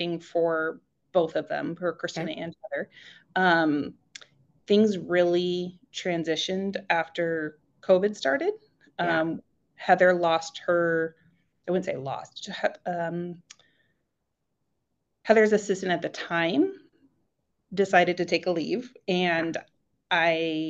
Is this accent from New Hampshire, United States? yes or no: no; Sacramento, California, United States; moved away as an adult; now in Maple Valley, United States; I'm originally from Sacramento, California